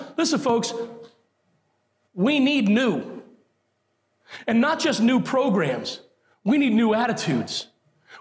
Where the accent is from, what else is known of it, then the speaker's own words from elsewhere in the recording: Puerto Rico; moved away; I'm a Puerto Rican by birth.